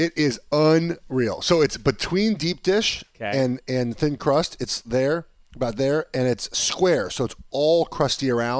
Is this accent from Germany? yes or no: no; Detroit, Michigan, United States; I'm from Detroit.